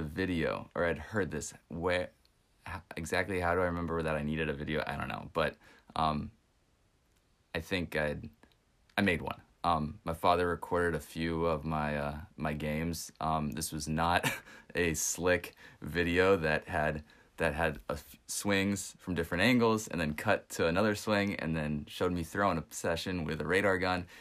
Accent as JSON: {"language": "English", "region": "West Texas", "country": "United States", "tie": "born or raised there", "said": "where I grew up in West Texas"}